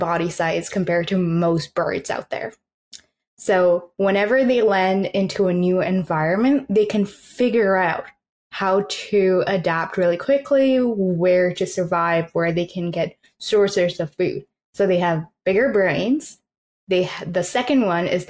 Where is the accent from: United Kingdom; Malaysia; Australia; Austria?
Malaysia; now in Newfoundland, Canada; growing up in Malaysia and like in the tropics